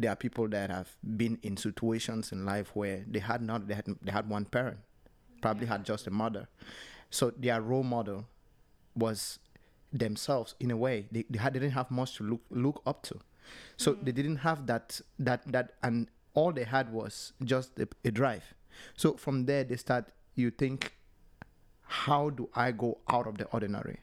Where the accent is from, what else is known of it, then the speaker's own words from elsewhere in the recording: Cameroon; now in Norway; I'm from Cameroon